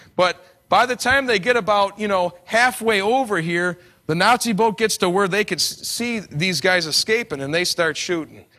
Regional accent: New York, United States; I come from New York

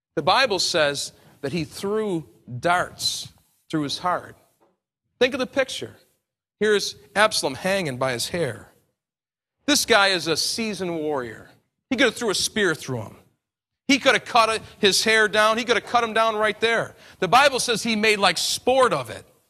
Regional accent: United States; I'm American to a fault

